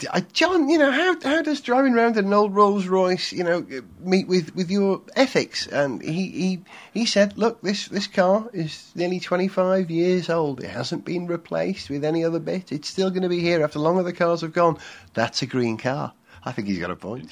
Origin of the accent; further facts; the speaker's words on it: Wales, United Kingdom; as a Welshman